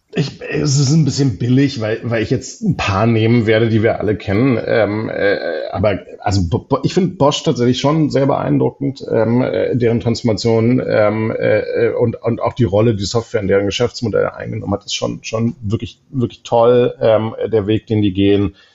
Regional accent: Berlin, Germany; als Berliner

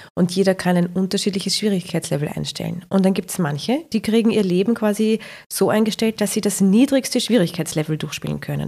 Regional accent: Vienna, Austria; Ich komme aus Simmering

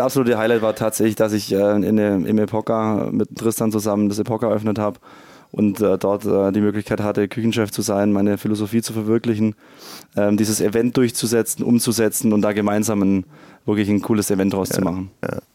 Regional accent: Ravensburg, Baden-Württemberg, Germany; Ursprünglich aus Ravensburg, gar nicht weit von hier.

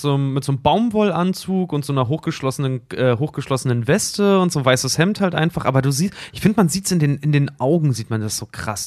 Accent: eastern Germany, Germany; ich bin nun mal im Osten groß geworden

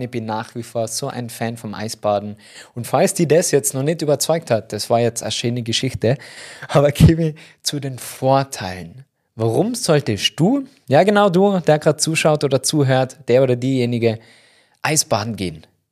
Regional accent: Tyrol, Austria; da bei uns in Tirol

